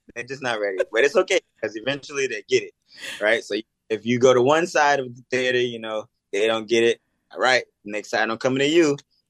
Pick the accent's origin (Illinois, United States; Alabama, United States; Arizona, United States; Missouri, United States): Illinois, United States; Chicago; born or raised there; moved away